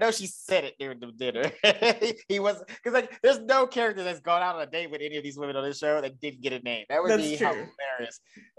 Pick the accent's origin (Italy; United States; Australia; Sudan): United States; the South; accent: Southern; which doesn't help with me because I'm from the South. So when they're doing it, I'm like, first of all, I know I sound like